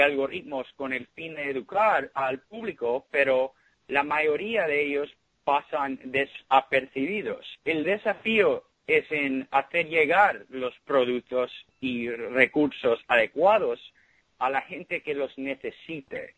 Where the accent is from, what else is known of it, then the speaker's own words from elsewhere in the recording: Miami, Florida, United States; moved away as an adult; also born or lived in Ithaca, New York; now in San Francisco, United States; Yo nací en Miami y fui al colegio en Miami, fui al colegio de Belén en Miami y después Cornell